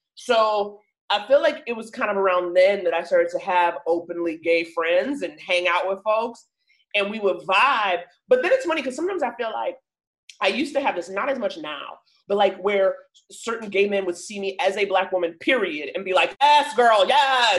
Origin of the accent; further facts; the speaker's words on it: New York, United States; moved away as an adult; now in Los Angeles, United States; I grew up in Harlem